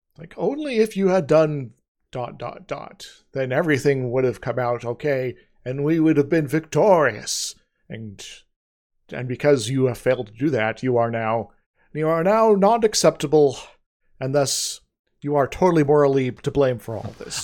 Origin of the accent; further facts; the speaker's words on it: United States; we, as the American public